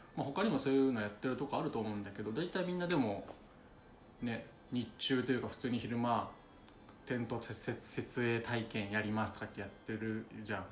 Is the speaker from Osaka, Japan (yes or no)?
yes; Osaka, Japan; 大阪出身